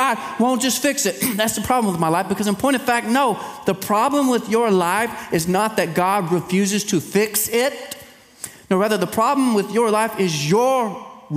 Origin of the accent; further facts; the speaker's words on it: East Texas, United States; now in Central Texas, United States; I am from East Texas